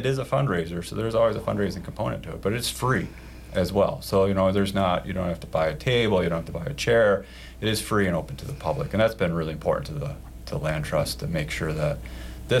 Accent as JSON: {"language": "English", "region": "Eastern Iowa", "country": "United States", "tie": "born or raised there", "moved": "yes", "lives_now": "Wyoming, United States", "said": "I grew up in Eastern Iowa"}